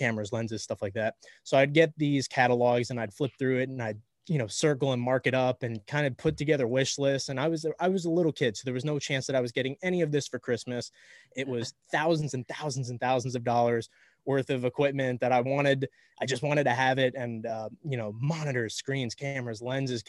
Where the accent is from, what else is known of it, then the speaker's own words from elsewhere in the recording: Miami, Florida, United States; I'm from Miami. A lot of us in Miami are very kind of over the top